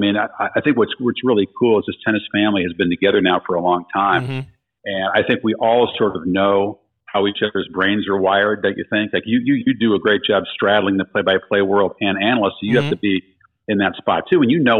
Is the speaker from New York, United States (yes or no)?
yes; New York, United States; as you know, being a New Yorker, it might not be the first, but it would be one of the biggest.